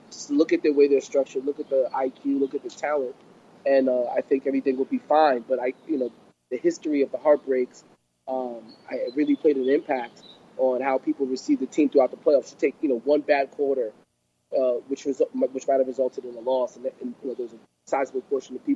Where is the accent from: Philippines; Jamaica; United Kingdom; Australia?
Jamaica; I'm Jamaican.